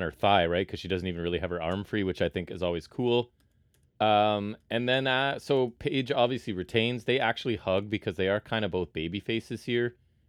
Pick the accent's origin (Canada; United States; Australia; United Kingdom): Canada; I can tell you as a Canadian